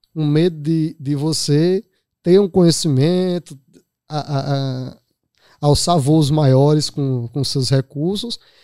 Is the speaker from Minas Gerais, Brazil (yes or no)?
no; Araripina, Pernambuco, Brazil; moved away as an adult; now in Recife, Brazil; sou natural de Araripina, Moro em Recife há 20, 21 anos